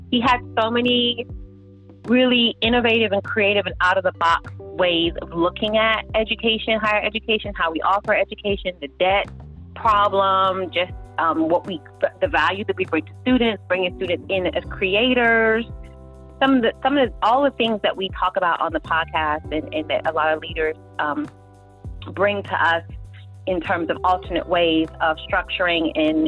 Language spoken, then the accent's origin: English; Peckham, London, United Kingdom; I'm from Southeast London.